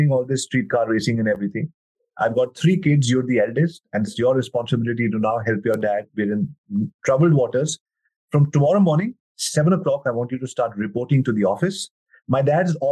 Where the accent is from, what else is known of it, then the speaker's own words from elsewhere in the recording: New Delhi, Delhi, India; born and brought up in New Delhi, India